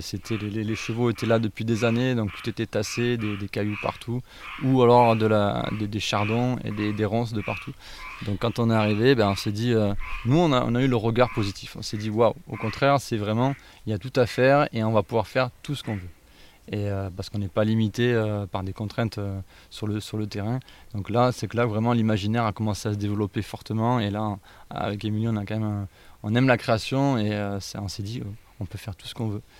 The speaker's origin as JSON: {"language": "French", "area": "Ardèche", "region": "Auvergne-Rhône-Alpes", "country": "France", "tie": "born or raised there", "said": "j'ai grandi en Ardèche"}